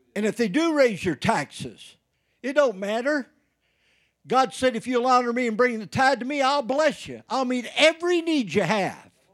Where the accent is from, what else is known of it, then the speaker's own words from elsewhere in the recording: Indiana, United States; moved away; I went home back in Indiana